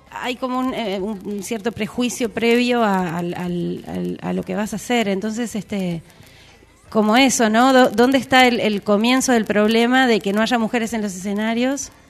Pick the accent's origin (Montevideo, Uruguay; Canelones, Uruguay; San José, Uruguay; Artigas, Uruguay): Canelones, Uruguay; Ciudad de la Costa; Yo soy de Ciudad de la Costa, de Sangrilá. Este, del Shangri.